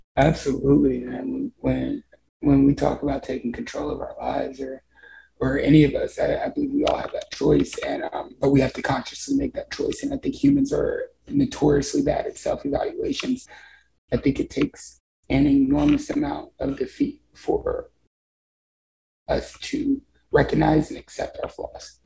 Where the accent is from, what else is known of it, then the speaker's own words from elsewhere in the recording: Columbia, Missouri, United States; also born or lived in Texas; I live in Columbia, Missouri now. And um, I, have been here since I was seven, so it's hometown